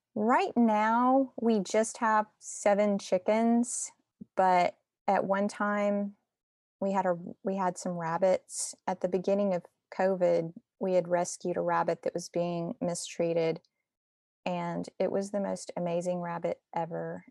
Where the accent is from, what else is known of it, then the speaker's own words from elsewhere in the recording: Austin, Texas, United States; moved away as an adult; also born or lived in Cincinnati / Italy; now in Nashville, United States; I'm actually from Texas by way of Cincinnati to here